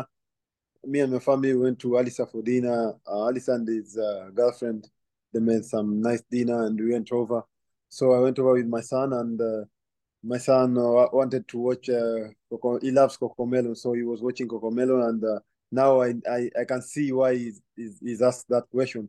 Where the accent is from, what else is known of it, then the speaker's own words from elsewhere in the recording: Kenya; moved away; growing up in Kenya, I used to support Celtic